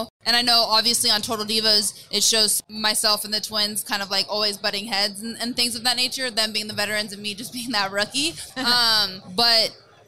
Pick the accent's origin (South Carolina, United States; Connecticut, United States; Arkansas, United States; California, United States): California, United States; Bay Area; it's my hometown. It's where I grew up